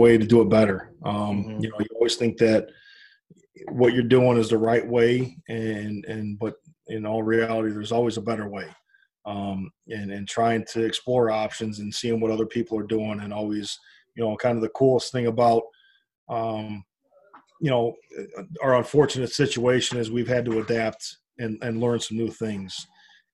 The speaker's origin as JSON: {"language": "English", "town": "Hobart", "region": "Indiana", "country": "United States", "tie": "born or raised there", "said": "I live here, and this is my hometown, and this is my school, and this is where my family is"}